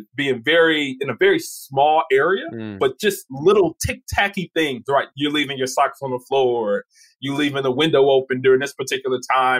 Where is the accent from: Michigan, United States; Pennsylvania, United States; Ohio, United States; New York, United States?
Michigan, United States; Detroit; I knew that I was coming from Detroit.